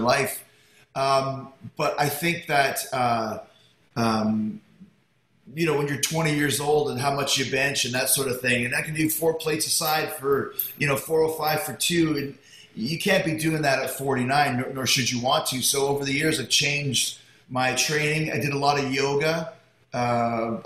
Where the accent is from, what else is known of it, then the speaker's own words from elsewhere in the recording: Winnipeg, Manitoba, Canada; now in Florida, United States; I grew up in Winnipeg